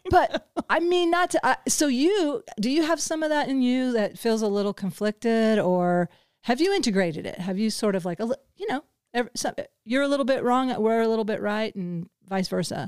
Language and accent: English; the Ozarks, United States; I come from the Ozarks and very conservative background